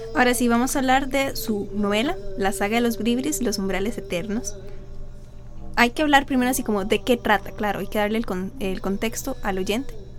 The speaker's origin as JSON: {"language": "Spanish", "country": "Costa Rica", "said": "como los ticos decimos aquí"}